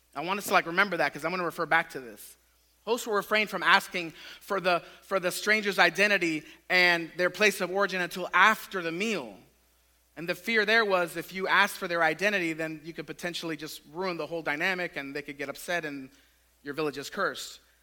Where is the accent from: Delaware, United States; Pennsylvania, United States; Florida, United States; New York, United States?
Florida, United States; Tampa; I grew up in West Tampa, like just east of Raymond James Stadium.